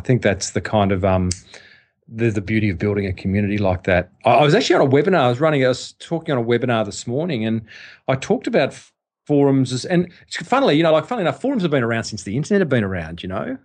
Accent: Australia; I was an Australian

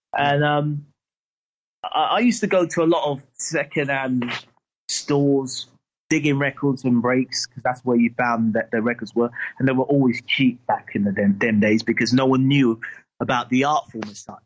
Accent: London, United Kingdom; I was from Battersea, up in Clapham Junction

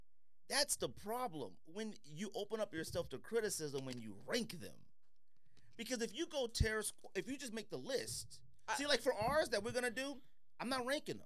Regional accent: Arizona, United States

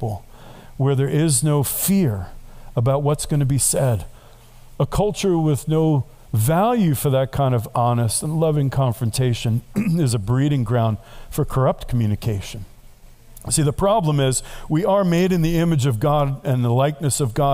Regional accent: New York, United States; now I'm from New York

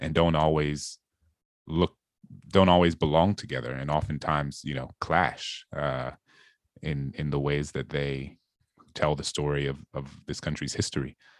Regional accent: New Orleans, Louisiana, United States; I grew up in this majority black city

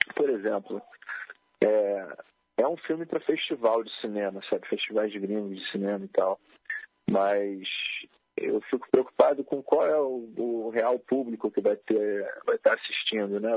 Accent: Rio de Janeiro, Brazil; eu sou carioca, né? nasci na, na, zona norte do Rio

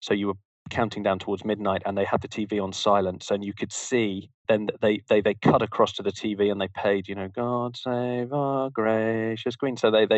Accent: Plymouth, South West England, United Kingdom; moved away; also born or lived in south of London; no, I'm originally from Plymouth in the Southwest, which many people on your side of the pond will be familiar with, where the Mayflower sailed from and so on.

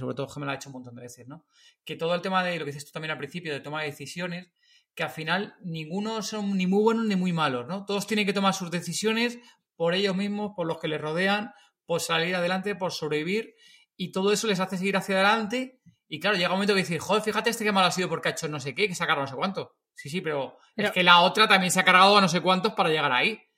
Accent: Madrid, Community of Madrid, Spain; De Madrid, nosotros somos de Madrid.

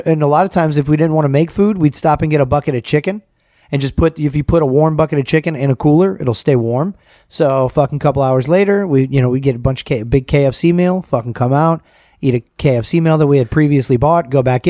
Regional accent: Atlanta, Georgia, United States; back in the day, I grew up in Atlanta, obviously

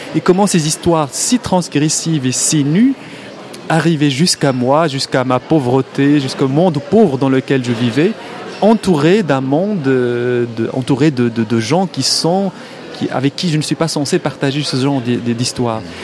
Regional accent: Morocco; first language Arabic; French is a second language; moved away as an adult; moi j'ai grandi au Maroc, j'ai vécu 25 ans au Maroc, j'ai ma langue maternelle, ma langue première, ma langue euh, de toujours, c'est l'arabe

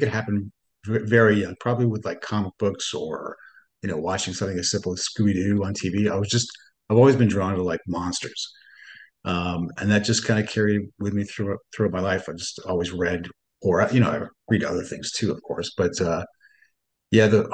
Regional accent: Northern Ontario, Canada; I grew up in Northern Ontario

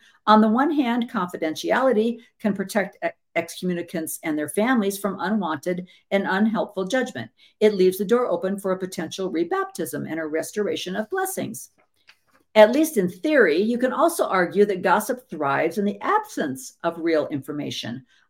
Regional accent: Illinois, United States; also born or lived in Oregon; Well, I'm from Illinois and Oregon. I don't have any friends that know anything, okay?

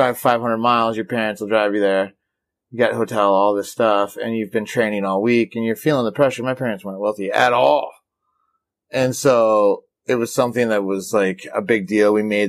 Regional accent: Midwest, United States; But I was from the Midwest, and that was kind of a down.

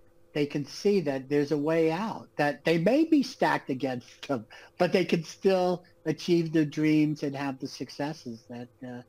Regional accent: New York, United States; born there; Like I said, I was born in New York. My father went to jail when I was 3 years old.

